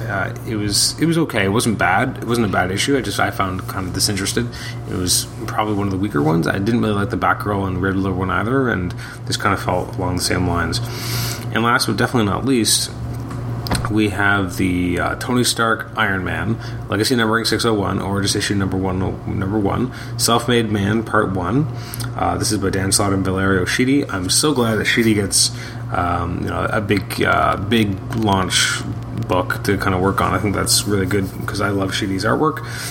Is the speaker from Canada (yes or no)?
yes; Canada; also born or lived in Toronto, Ontario; I'm from Canada. I live in Toronto, Ontario.